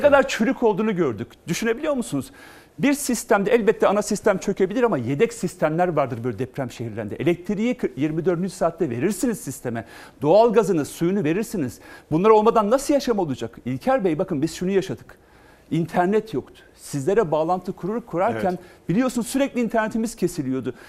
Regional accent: Malatya, Turkey; Ben Malatyalıyım

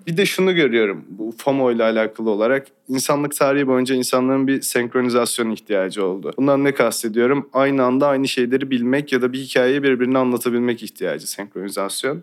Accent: İzmir, Turkey; Ben İzmir'de doğdum, büyüdüm

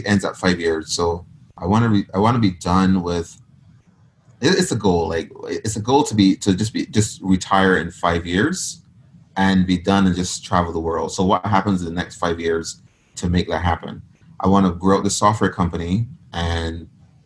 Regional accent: Barbados; moved away as an adult; now in United States; I was born in Barbados. I literally grew up in poverty. I moved to the U.S. by getting a scholarship.

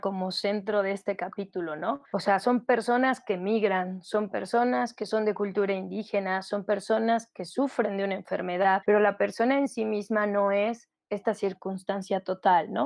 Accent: León, Guanajuato, Mexico; soy de León, Guanajuato.

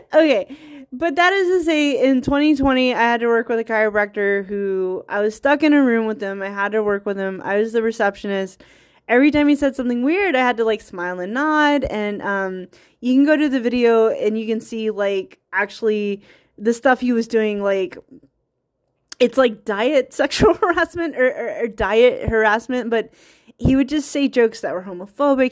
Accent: United States; I'm American who predominantly Scottish heritage

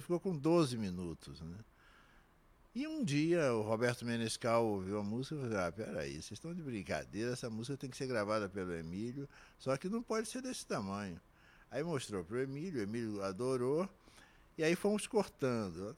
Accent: São Gonçalo, Rio de Janeiro, Brazil; vou às escolas lá em São Gonçalo, na minha terra

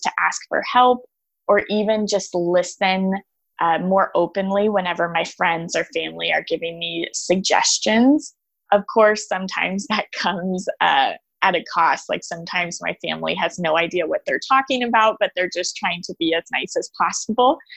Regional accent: Austin, Texas, United States; I grew up in Austin, Texas, on this beautiful acreage

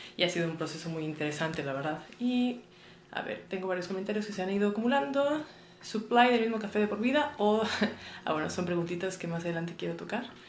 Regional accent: Monterrey, Nuevo León, Mexico; moved away as an adult; now in Mexico City, Mexico; yo soy regia, nací en Monterrey y toda la vida viví en Monterrey

